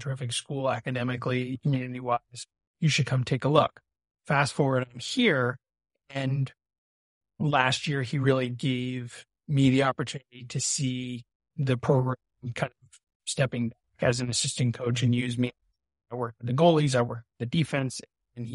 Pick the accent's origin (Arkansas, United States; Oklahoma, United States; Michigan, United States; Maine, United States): Maine, United States; Brunswick; moved away; So I grew up in Brunswick, a local. I lived 10 minutes from Bowdoin.